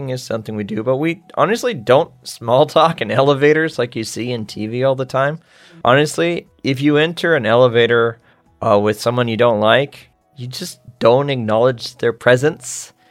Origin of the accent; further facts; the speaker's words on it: United States; as an American